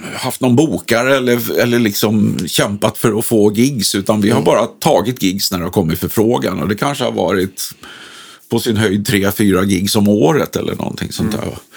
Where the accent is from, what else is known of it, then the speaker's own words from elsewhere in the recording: Stockholm, Stockholm County, Sweden; i Sätra där vi kommer ifrån